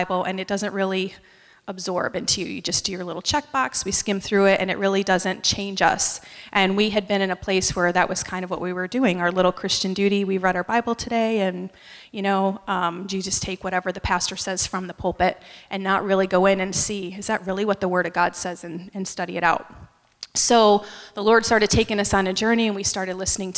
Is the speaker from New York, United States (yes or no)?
yes; upstate New York, United States; moved away as an adult; also born or lived in Allentown, Pennsylvania / North Carolina; I was born in Allentown, Pennsylvania, but I was raised in upstate New York and moved to North Carolina after I graduated from college